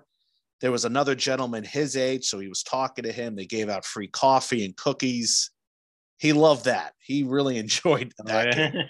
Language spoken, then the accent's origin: English; New Jersey, United States; now in Indiana, United States; I'm from New Jersey. I never thought I'd be out here in Indiana